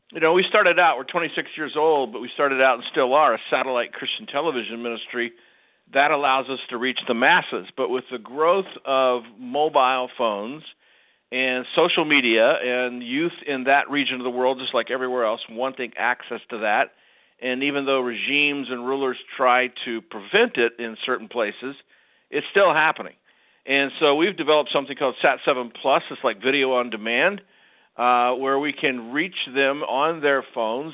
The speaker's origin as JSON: {"language": "English", "region": "Ohio", "country": "United States", "tie": "born or raised there", "said": "I grew up in Ohio"}